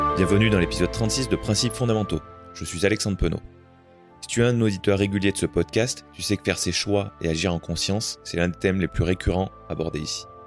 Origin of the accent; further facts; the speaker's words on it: France; on est français tous les deux